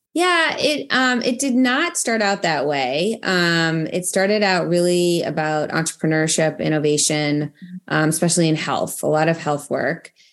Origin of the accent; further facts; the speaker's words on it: Boston, Massachusetts, United States; moved away as an adult; also born or lived in London / Ohio; now in Washington, D.C., United States; I'm from Boston originally.